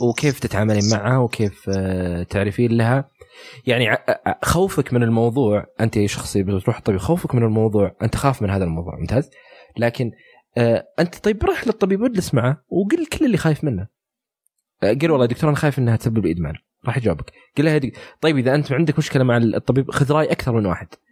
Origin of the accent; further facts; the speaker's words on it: Saudi Arabia; عندنا في السعوديه